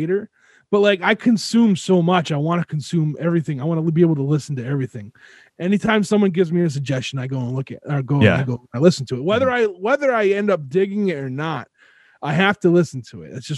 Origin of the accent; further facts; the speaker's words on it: Southern Rhode Island, United States; growing up where I lived in Rhode Island, Southern Rhode Island